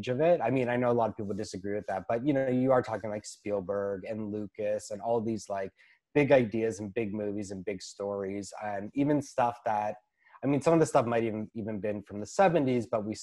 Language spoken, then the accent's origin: English; Toronto, Ontario, Canada; I'm a writer from Toronto, Ontario.